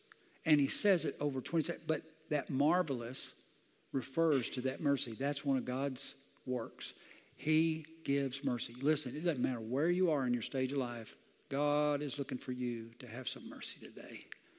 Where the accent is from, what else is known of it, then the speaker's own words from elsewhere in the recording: Southern US, United States; I grew up in the South, and this is a Bible Belt. I've seen a lot of stuff.